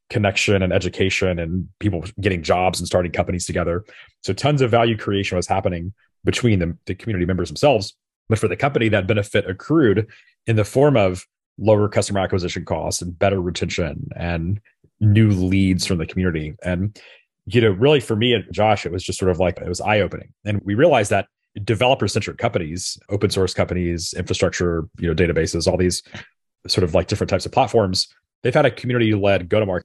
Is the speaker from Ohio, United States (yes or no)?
no; Memphis, Tennessee, United States; this was in Memphis, Tennessee, my hometown.